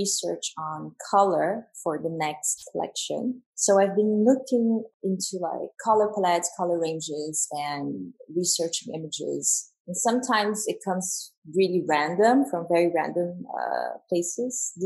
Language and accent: English; São Paulo, Brazil; moved away; also born or lived in New York / Paris; I'm from São Paulo in Brazil. And my parents are South Korean